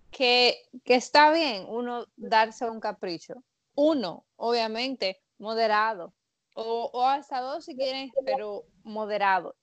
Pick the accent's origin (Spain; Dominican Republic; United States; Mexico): Dominican Republic; Yo soy dominicana